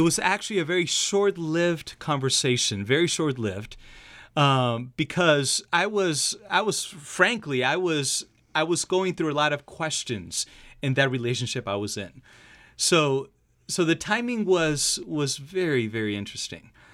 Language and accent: English; Argentina; moved away; I'm from Argentina myself